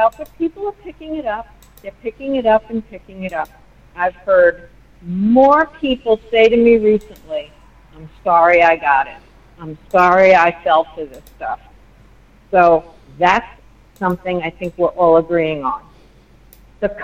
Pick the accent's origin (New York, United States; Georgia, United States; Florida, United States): New York, United States; I'm a New Yorker